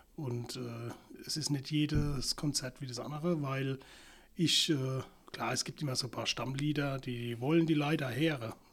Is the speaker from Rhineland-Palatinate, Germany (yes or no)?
yes; Rhineland-Palatinate, Germany; Ich bin hier in Deutschland geboren und aufgewachsen